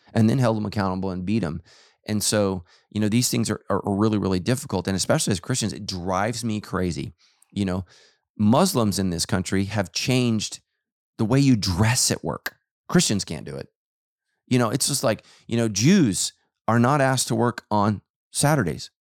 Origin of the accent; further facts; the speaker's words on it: Sacramento, California, United States; I grew up in Sacramento